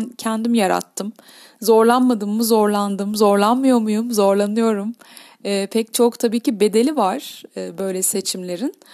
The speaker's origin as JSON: {"language": "Turkish", "town": "Kadıköy", "region": "Istanbul", "country": "Turkey", "tie": "born or raised there", "said": "1979 İstanbul Göztepe doğumlu bir faniyim. Doğma büyüme Kadıköylüyüm."}